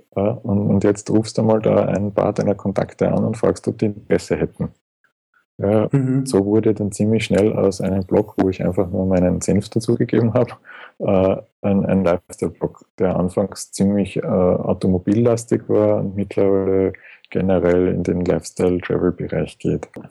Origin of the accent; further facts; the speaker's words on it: Schwechat, Lower Austria, Austria; also born or lived in Vienna; geboren in Wien, äh, auch wenn ich nie in Wien gewohnt habe oder gelebt habe. Okay. Äh, aufgewachsen bei Schwächert